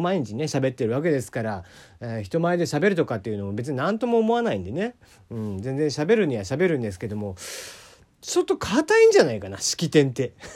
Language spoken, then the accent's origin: Japanese; Kagoshima, Japan; 地元鹿児島